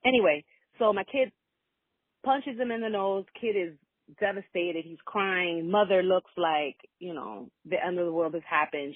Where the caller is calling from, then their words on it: Florida, United States; I'm calling from Florida